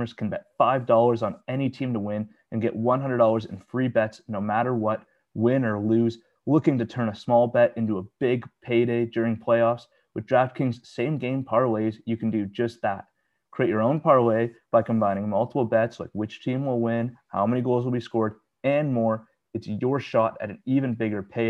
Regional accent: Canada; we're both Canadian, we're both in Canada

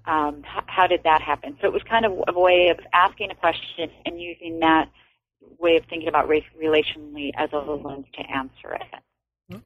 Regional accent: Los Angeles, California, United States; I'm from Los Angeles, uh, from the Echo Park section of Los Angeles

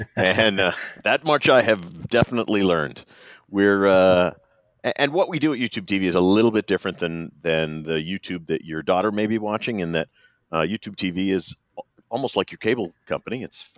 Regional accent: Maine, United States; I'm a New England kid. Well, I'm not a kid anymore, but I'm still from New England. I grew up in Maine and went off to school at Notre Dame.

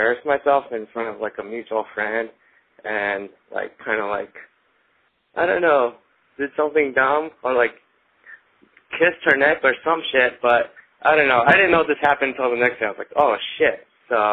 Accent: California, United States; also born or lived in Las Vegas, Nevada; I'm from California, but I'm calling from Vegas.

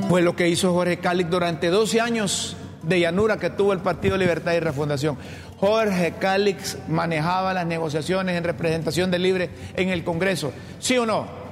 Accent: Honduras; como periodista y como hondureño

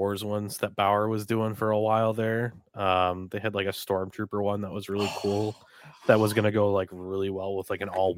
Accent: Dover, New Hampshire, United States; I grew up in Dover, New Hampshire

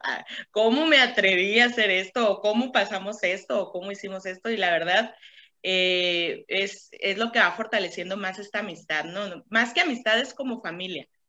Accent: Caborca, Sonora, Mexico; moved away; yo también soy de Caborca

